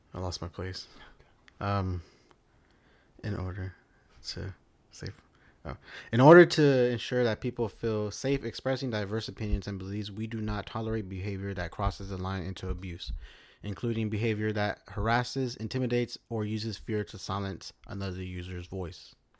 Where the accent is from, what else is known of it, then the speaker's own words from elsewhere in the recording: United States; my right as an American